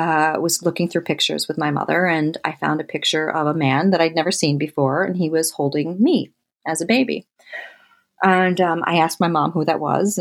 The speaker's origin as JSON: {"language": "English", "region": "Michigan", "country": "United States", "tie": "born or raised there", "also_born_or_lived": "Delaware", "said": "we lived in Delaware until I was seven, and Ernie and Tom got divorced, and we moved to Michigan with my mother and my stepfather"}